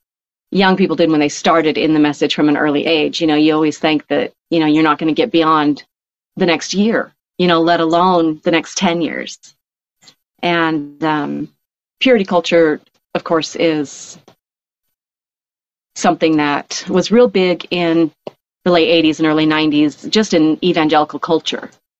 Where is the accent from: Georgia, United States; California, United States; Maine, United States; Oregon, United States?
Oregon, United States; born there; also born or lived in Rapid City, South Dakota; One of my first memories of being in the message was before we actually moved to Rapid City, I was born in Oregon.